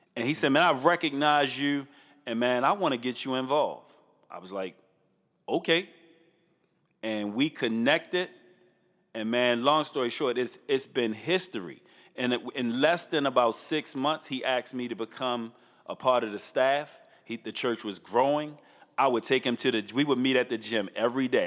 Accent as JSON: {"language": "English", "town": "Baltimore", "region": "Maryland", "country": "United States", "tie": "born or raised there", "said": "I grew up in Northeast on Tivoli and Chilton"}